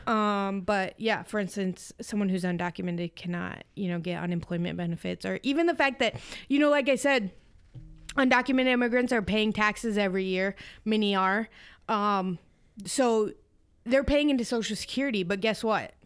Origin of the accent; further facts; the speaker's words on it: Iowa, United States; I'm from Iowa